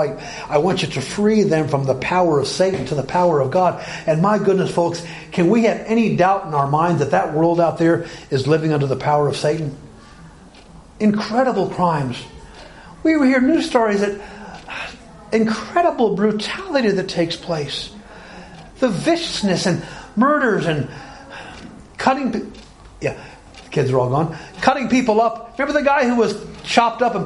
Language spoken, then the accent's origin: English; Alabama, United States; moved away; I grew up in Alabama.